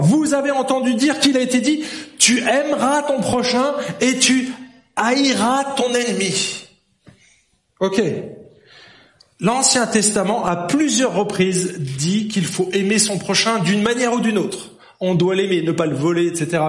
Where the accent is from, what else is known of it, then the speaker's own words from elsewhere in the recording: France; now in Switzerland; je suis un Français. Le, j'ai été éduqué comme ça depuis tout petit.